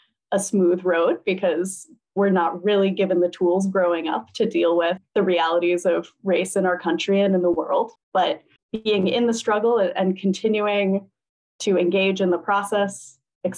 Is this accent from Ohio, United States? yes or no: yes; Upper Arlington, Ohio, United States; moved away as an adult; also born or lived in Cleveland, Ohio / Providence, Rhode Island; now in New Haven, United States; I grew up in Upper Arlington, which was a predominantly white suburb of Columbus, Ohio